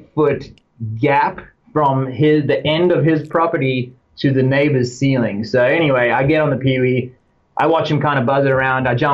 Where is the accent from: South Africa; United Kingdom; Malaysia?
South Africa; Durban, KwaZulu-Natal; accent: South African; also born or lived in Cape Town; now in United States; I was living in Cape Town when I was really young, but the most of my time was spent in Durban, which is halfway up the east coast